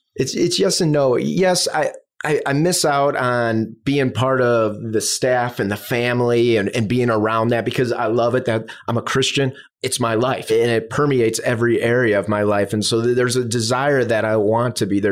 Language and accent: English; Chicago, Illinois, United States; moved away as an adult; now in South Florida, United States; I'm from the Midwest, south suburbs of Chicago.